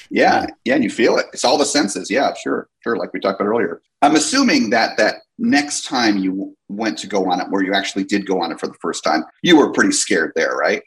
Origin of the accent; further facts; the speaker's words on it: New Jersey, United States; moved away; also born or lived in California; I grew up in New Jersey